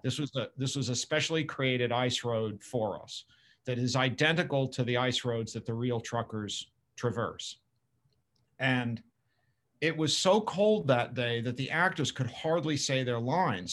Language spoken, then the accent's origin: English; Boston area, New England, Massachusetts, United States; I grew up both in England and in, outside the Boston area in New England.